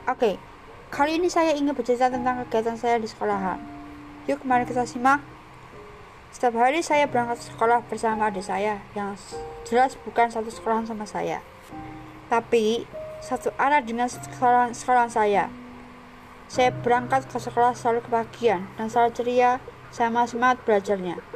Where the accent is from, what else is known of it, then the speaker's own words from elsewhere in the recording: Yogyakarta, Special Region of Yogyakarta, Indonesia; born there; Saya lahir di Yogyakarta